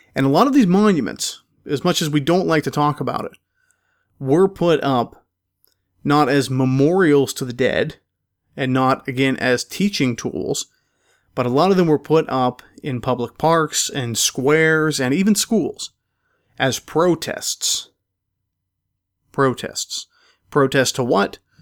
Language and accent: English; Pennsylvania, United States; my home state of Pennsylvania. In fact, uh, some of them in the county in which I grew up